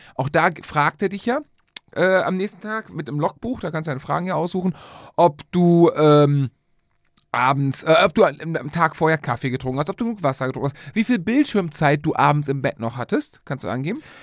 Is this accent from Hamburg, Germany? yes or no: no; Cologne, North Rhine-Westphalia, Germany; wir kommen aus Köln